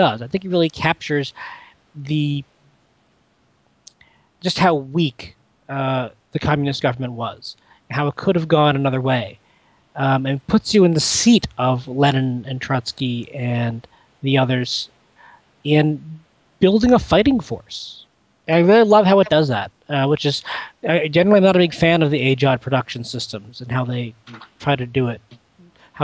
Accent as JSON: {"language": "English", "country": "Canada", "said": "I'm a Canadian"}